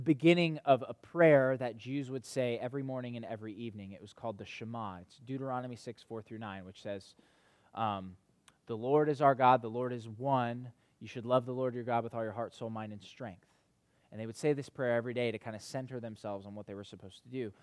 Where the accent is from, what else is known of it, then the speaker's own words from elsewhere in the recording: North Carolina, United States; moved away; in the community that I grew up in back in North Carolina